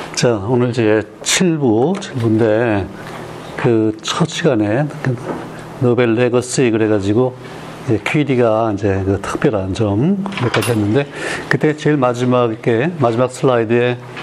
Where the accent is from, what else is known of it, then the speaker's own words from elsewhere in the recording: South Korea; 나도 우리 한국 사람 중에 하나니까